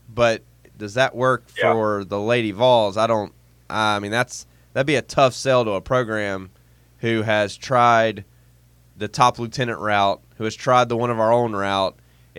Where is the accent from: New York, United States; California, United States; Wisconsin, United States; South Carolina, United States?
South Carolina, United States; I'm from South Carolina. Like, it is a poor place.